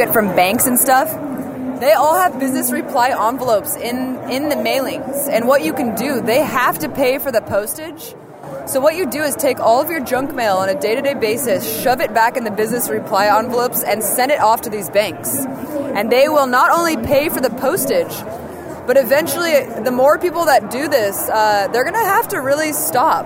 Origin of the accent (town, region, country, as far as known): Oakland, California, United States; born or raised there